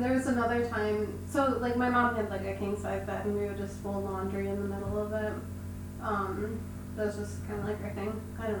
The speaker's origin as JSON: {"language": "English", "town": "Attica", "region": "New York", "country": "United States", "tie": "born or raised there", "also_born_or_lived": "Alexander", "said": "I grew up in like Attica and Alexander, So we moved we moved from Attica, or Alexander to Attica"}